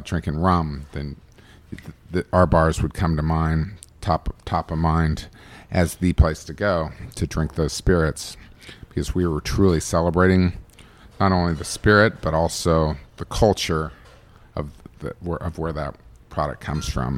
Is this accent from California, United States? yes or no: no; Bristol, Virginia, United States; now in Los Angeles, United States; growing up in Virginia and having those experiences in Virginia